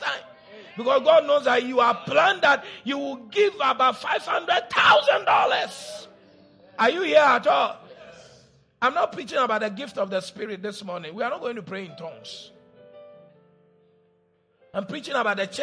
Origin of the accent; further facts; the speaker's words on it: Cape Coast, Central Region, Ghana; When I was growing up in Cape Coast